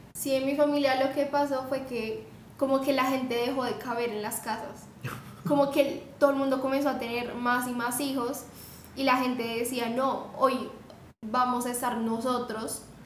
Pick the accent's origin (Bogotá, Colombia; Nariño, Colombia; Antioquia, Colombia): Bogotá, Colombia; yo soy de Bogotá, pero mi familia es del Chocó